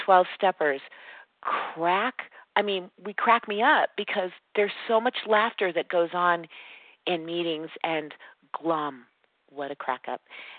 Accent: California, United States; now in Nevada, United States; And I was raised in Southern California by you guys. I got in, thank God, very young. But moving to Northern Nevada, there's not nearly as prevalent as a program.

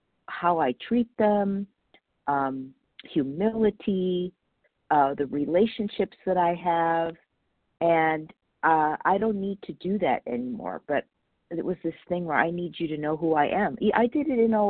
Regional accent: Los Angeles, California, United States; I was brought up in Northridge, California, Porter Ranch

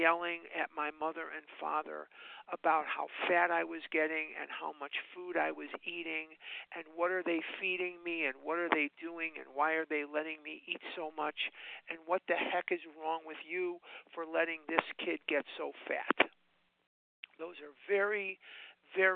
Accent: Chicago, Illinois, United States; now in Scottsdale, United States; I'm actually born and raised in Chicago

